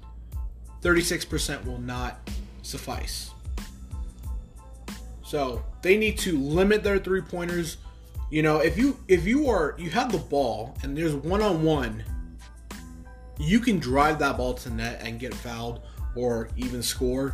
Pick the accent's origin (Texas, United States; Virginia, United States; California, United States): California, United States; Los Angeles; moved away; I'm from the Los Angeles area